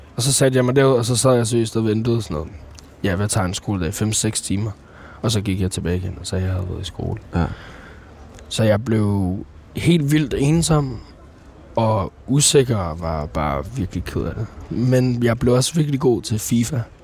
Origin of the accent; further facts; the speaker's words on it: Copenhagen, Capital Region of Denmark, Denmark; jeg er fra Nordvest